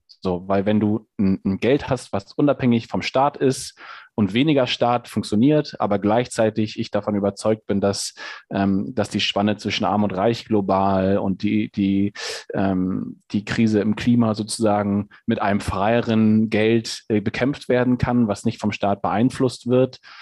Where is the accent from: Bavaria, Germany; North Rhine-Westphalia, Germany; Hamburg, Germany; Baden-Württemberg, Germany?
Hamburg, Germany; now in Hesse, Germany; ich bin in, in Hamburg groß geworden, ähm, äh, in der Innenstadt in Hamburg